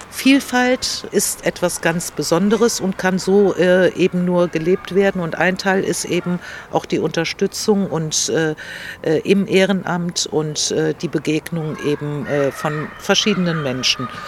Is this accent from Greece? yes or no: yes; Greece; Ich komme ja aus Griechenland